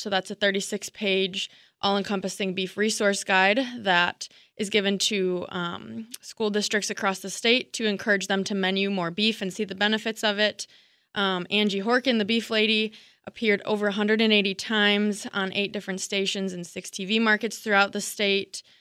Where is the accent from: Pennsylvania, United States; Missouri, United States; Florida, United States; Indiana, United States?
Missouri, United States; moved away as an adult; also born or lived in Wisconsin; now in Rio, Wisconsin, United States; I'm originally from Missouri. Um, I moved to Wisconsin in 2017